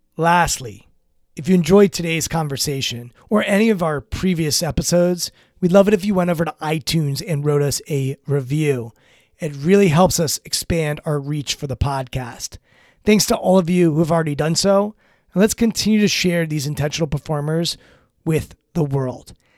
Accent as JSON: {"language": "English", "town": "Washington", "region": "District of Columbia", "country": "United States", "tie": "born or raised there", "said": "growing up in Washington when I grew up, where you couldn't get into R F K Stadium"}